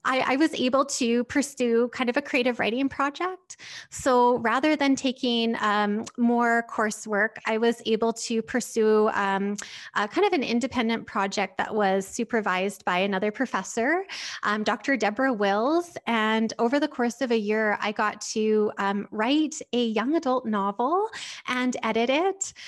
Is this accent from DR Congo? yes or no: no; Lethbridge, Alberta, Canada; moved away as an adult; also born or lived in Sackville, New Brunswick; now in Lethbridge, Canada; I'm actually from Lethbridge originally, um, so this is my hometown